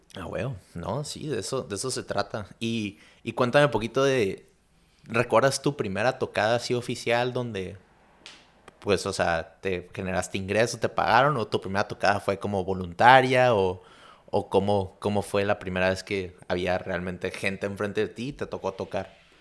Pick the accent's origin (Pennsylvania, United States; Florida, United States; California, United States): California, United States; Chula Vista; me fui a, a, Chulavista en cuarto de primaria